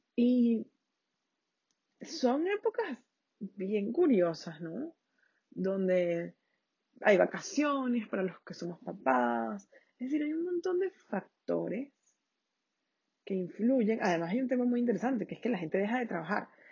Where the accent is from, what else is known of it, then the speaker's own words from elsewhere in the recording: Venezuela; Yo soy de Venezuela